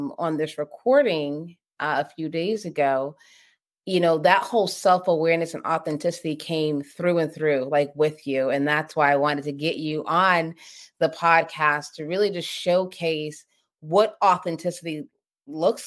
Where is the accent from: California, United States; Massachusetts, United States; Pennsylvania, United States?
Massachusetts, United States; Boston; I grew up in Boston, inner city